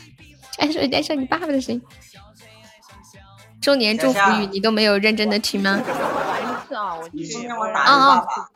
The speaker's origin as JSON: {"language": "Chinese", "region": "Sichuan", "country": "China", "said": "对，我是四川人"}